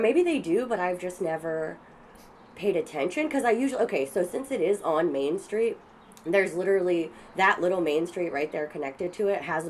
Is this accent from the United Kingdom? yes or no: no; Garden Grove, California, United States; I'm from Orange County, and in Garden Grove, where I grew up